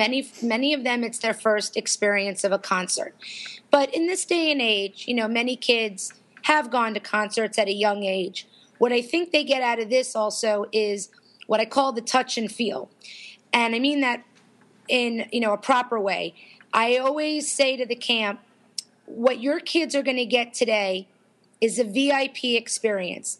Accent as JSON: {"language": "English", "region": "Florida", "country": "United States", "said": "I was from Florida"}